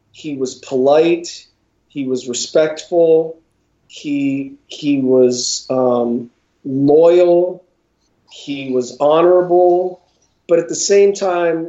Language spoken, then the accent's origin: English; Northeast Ohio, United States; when I was in school in Northeast Ohio